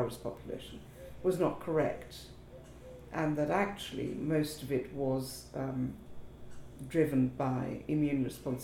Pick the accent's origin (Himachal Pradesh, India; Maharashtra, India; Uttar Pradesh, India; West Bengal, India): West Bengal, India; Kolkata; moved away as an adult; also born or lived in Africa / Princeton, United States; now in United Kingdom; I was born in Calcutta, spent a lot of my early childhood in Africa and in the United Kingdom, but then returned to Calcutta for what I call my formative years, secondary school